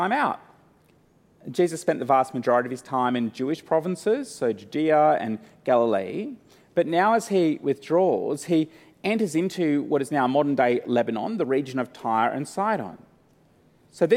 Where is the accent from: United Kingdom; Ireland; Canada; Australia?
Australia; I'm from Australia, but I'm an Antipodean